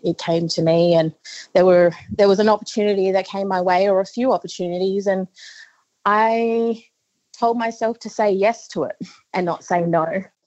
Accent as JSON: {"language": "English", "area": "northeast Arnhem Land", "region": "Northern Territory", "country": "Australia", "said": "I'm a very proud Yolngu woman from northeast Arnhem Land"}